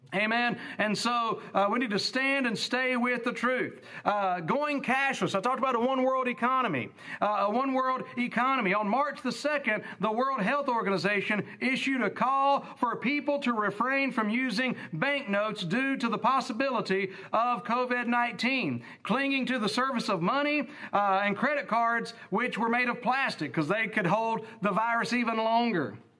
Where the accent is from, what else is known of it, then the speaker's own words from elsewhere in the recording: United States; as an American